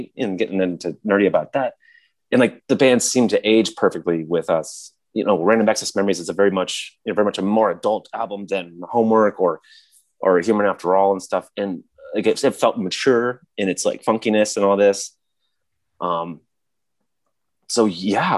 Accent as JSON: {"language": "English", "region": "Michigan", "country": "United States", "tie": "born or raised there", "said": "he was my next door neighbor growing up in Michigan"}